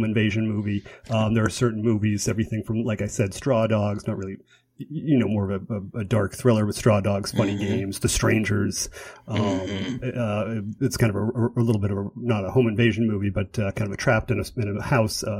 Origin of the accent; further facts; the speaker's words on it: Boston, Massachusetts, United States; I'm from Boston